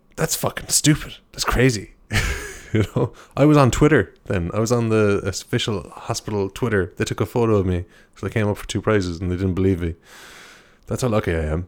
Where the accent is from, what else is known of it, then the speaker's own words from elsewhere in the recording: Ireland; I'm an Irish guy